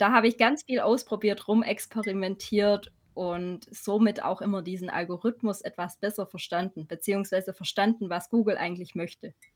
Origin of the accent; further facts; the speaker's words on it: Swabia, about 40 km from Ulm, Baden-Württemberg, Germany; accent: Swabian; komme aus dem Schwabenländle, wie man vielleicht hört. Ein bisschen. Circa 40 Kilometer von Ulm